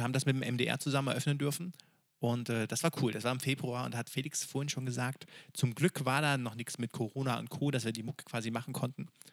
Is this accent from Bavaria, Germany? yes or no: no; Freiberg, Saxony, Germany; wir kommen aus Freiberg. Und Freiberg ist unsere Stadt des Herzens. Wir sind da zur Schule gegangen.